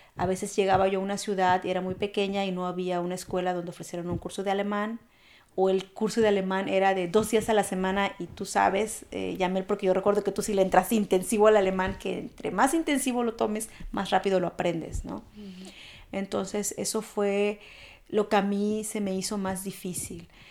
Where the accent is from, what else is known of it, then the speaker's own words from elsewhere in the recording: Veracruz, Mexico; moved away as an adult; now in Germany; mexicana, oriunda de Veracruz